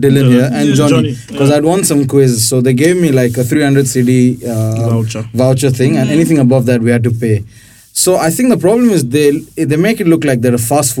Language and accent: English; India; I'm an Indian at the end of this, so, you know, I'm just putting it.